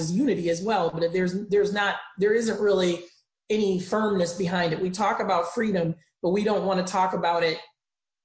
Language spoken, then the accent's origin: English; Chicago, Illinois, United States; I grew up in Chicago